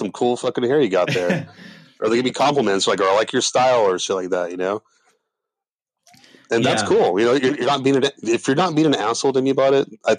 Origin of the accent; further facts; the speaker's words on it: Oxnard, California, United States; moved away as an adult; now in Los Angeles, United States; I grew up in El Rio, which is unincorporated Oxnard